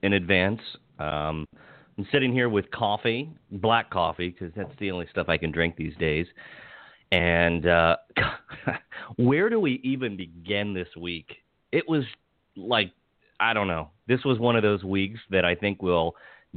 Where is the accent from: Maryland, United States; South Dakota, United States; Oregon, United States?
Maryland, United States; Hagerstown; also born or lived in Pittsburgh, Pennsylvania; I grew up in Hagerstown, Maryland